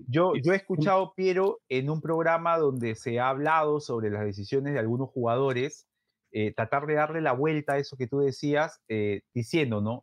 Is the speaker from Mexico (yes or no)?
no; Peru; como hincha peruano, y gordo